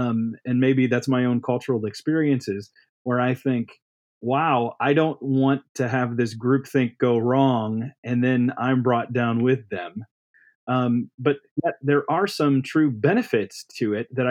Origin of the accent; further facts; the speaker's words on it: Midwest, United States; I grew up in the Midwest